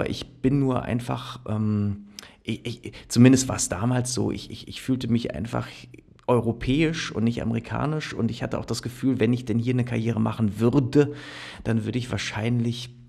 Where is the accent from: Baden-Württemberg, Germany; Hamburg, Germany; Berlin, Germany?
Berlin, Germany; ich bin aufge also aufgewachsen und geboren tatsächlich in Berlin. Ähm, äh, habe da meine Kindheit verbracht